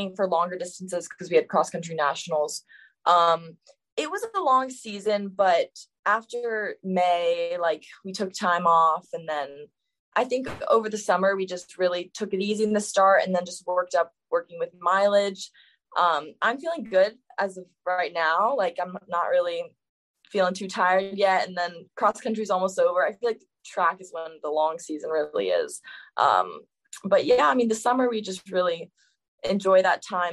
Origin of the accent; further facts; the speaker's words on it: Florida, United States; moved away as an adult; now in Atlanta, United States; usually over the summer I go home to Florida. I'm from Florida